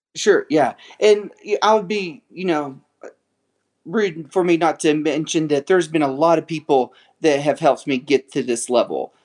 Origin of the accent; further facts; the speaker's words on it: West Texas, United States; grew up in West Texas